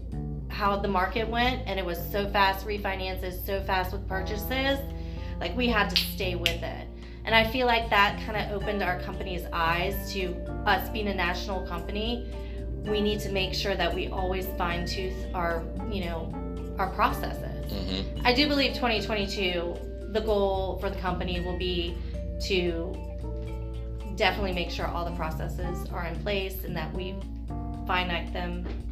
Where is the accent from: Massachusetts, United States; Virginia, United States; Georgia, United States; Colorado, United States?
Virginia, United States; Virginia Beach; Born and raised, grew up in a house in Allenton